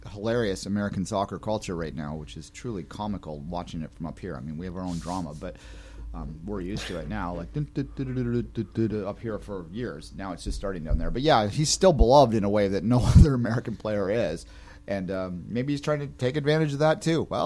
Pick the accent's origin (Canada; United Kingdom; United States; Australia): Canada; But we're Canadian, so what do we know?